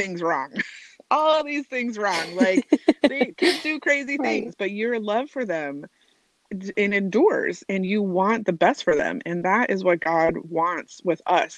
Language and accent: English; Albuquerque, New Mexico, United States; moved away as an adult; also born or lived in Seattle, Washington; So I moved from Albuquerque, New Mexico, to Seattle, Washington, for work, and I was a it was my first move away from like where I grew up